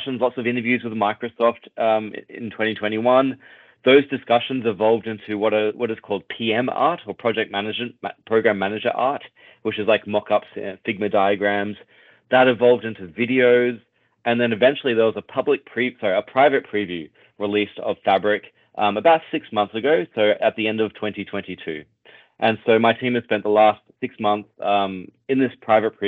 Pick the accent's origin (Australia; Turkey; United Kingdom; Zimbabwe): Australia; accent: Australian; now in Toronto, Canada; my accent is Australian. I'm based out of Toronto